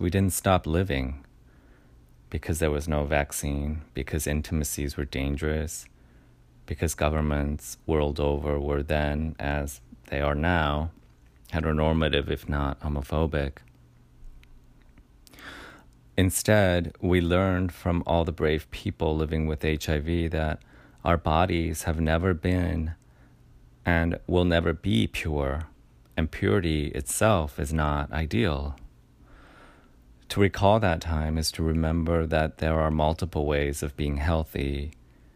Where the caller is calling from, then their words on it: New York City, New York, United States; I'm calling from Brooklyn